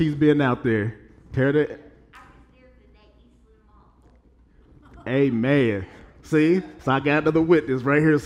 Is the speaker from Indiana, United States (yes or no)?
yes; Evansville, Indiana, United States; I'm from Evansville, Indiana.